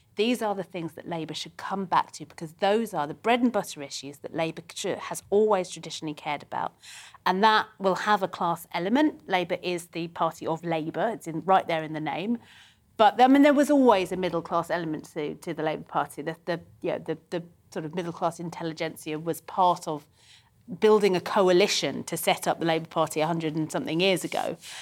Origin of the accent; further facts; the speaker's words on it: London, United Kingdom; I'm a Londoner. I was born here